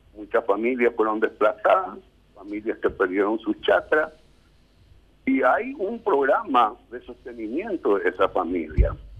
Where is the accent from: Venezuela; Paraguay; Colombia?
Paraguay; Coronel Oviedo, Caaguazú; mi pueblo, en Coronel Oviedo